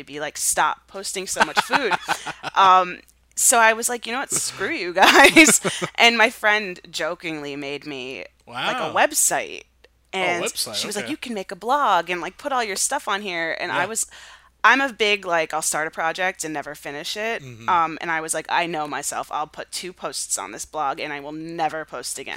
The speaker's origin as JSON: {"language": "English", "country": "United States", "said": "I'm so American Italian that that is so long gone from my family"}